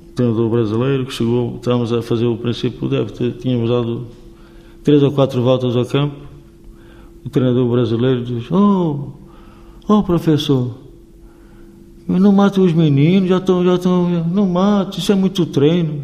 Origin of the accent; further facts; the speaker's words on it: Vila Real, Norte, Portugal; Eu estou na minha terra